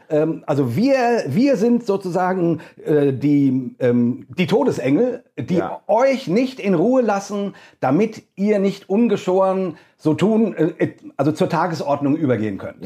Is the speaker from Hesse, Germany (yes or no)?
yes; Hesse, Germany; accent: hessisch; Ich äh, bin Deutscher, wie man hört, an meinem äh, ähm, wundervollen hessischen Akzent, den ich so habe